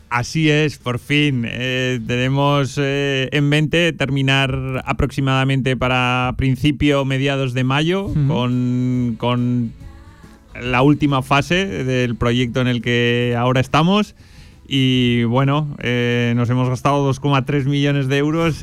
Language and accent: Spanish; Huesca, Aragon, Spain; now in Zaragoza, Spain; soy oscense, soy de Huesca